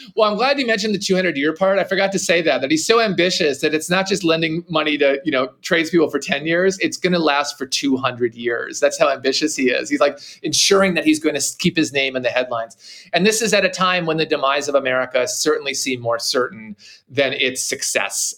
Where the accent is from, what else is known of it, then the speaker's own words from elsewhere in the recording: Minnesota, United States; growing up in Minnesota, I'm a northern, you know, American